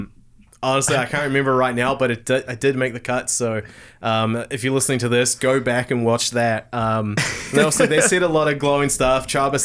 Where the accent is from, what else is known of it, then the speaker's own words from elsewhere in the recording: Tauranga, Bay of Plenty, New Zealand; like me growing up in Tauranga, there's no ice there.